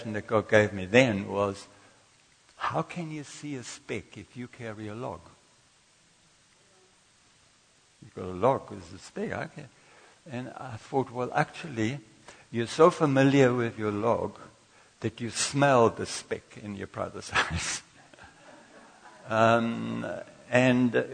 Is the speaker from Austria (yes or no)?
yes; Austria; moved away as an adult; also born or lived in Durban, South Africa; now in South Africa; I came from Austria, and all I knew that there was somebody who employed me to be a hairdresser in Durban